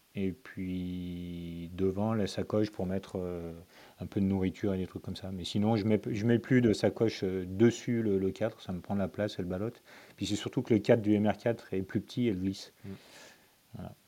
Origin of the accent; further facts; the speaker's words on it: Lyon, Auvergne-Rhône-Alpes, France; je suis né à Lyon, j'habite toujours à côté de Lyon